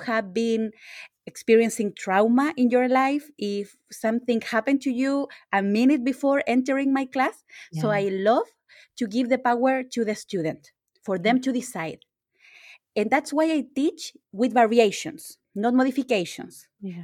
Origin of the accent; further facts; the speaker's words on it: Chile; I'm from Chile